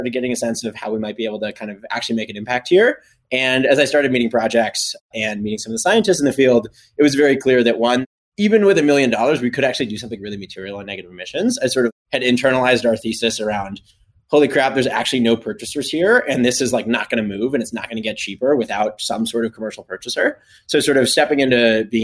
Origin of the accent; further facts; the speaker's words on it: Colorado, United States; I grew up in Colorado around NOAA and NIST and a lot of government climate work